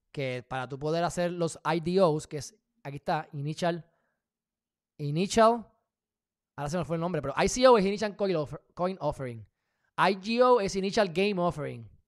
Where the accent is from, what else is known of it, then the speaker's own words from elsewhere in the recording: United States; Porque soy de Estados Unidos.